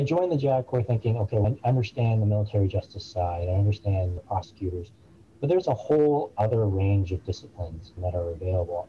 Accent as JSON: {"language": "English", "area": "suburb of Boston", "region": "Massachusetts", "country": "United States", "tie": "born or raised there", "also_born_or_lived": "Bridgeport, Connecticut", "said": "I was born um, in Bridgeport, and we lived there until I was five years old. I grew up in a very middle class suburb of uh, Boston, Massachusetts."}